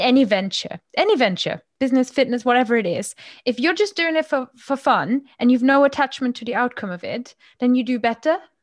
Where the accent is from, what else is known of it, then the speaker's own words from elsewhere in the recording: Germany; accent: Moselfränkisch; first language German; English is a second language; now in United Kingdom; I grew up with a really strong dialect of German spoken in my household as well.